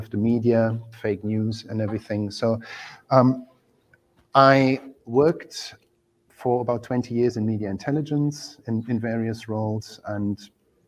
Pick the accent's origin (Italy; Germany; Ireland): Germany; moved away as an adult; now in London, United Kingdom; I'm originally from Germany. I've lived in the UK for 21 years in London.